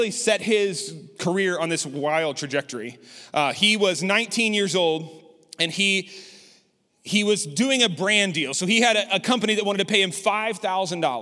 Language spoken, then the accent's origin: English; Lubbock, Texas, United States; I grew up in Lubbock, Texas